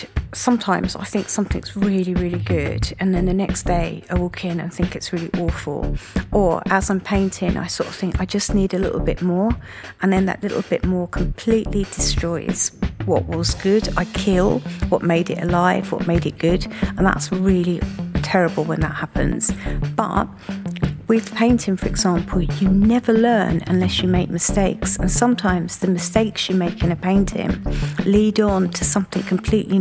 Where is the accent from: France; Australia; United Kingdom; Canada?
United Kingdom; Margate, South East England; Growing up in Margate